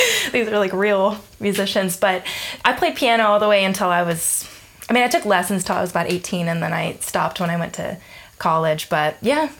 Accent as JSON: {"language": "English", "town": "Atlanta", "region": "Georgia", "country": "United States", "tie": "born or raised there", "also_born_or_lived": "Denton, Texas / Austin, Texas", "moved": "as an adult", "lives_now": "Melbourne, Australia", "said": "I was born in Atlanta, Georgia, in the U.S."}